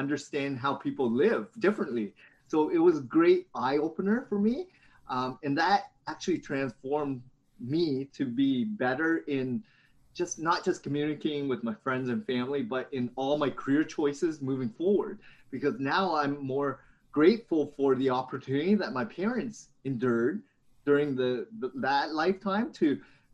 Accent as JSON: {"language": "English", "town": "Hamilton", "region": "Ontario", "country": "Canada", "tie": "born or raised there", "also_born_or_lived": "London, Ontario", "lives_now": "Toronto, Canada", "said": "I grew up in Hamilton, Ontario"}